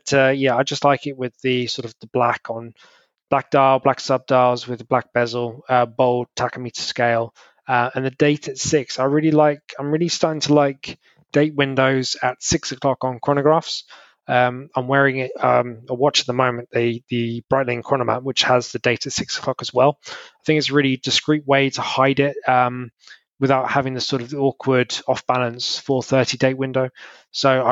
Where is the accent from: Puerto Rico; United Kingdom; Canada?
United Kingdom; me being a Brit